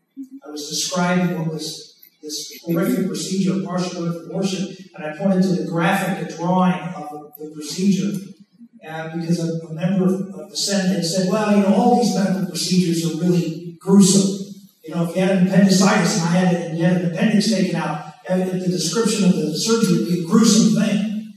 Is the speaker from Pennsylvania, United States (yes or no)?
yes; Pennsylvania, United States; I was from Pennsylvania. It was hard enough being a conservative, much less being an outspoken one on this controversial issue.